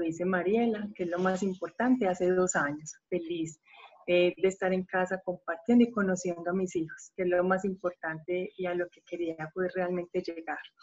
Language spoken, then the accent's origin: Spanish; Medellín, Antioquia, Colombia; soy de Colombia, una ciudad hermosa que se llama Medellín